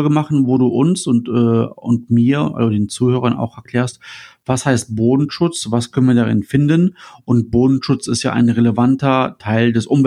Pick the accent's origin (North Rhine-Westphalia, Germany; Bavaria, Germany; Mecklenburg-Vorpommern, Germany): North Rhine-Westphalia, Germany; Düsseldorf; also ich als Düsseldorfer, bekomme ich das Wasser dann, dass ich, was nachher aus der Leitung kommt, aus dem Rhein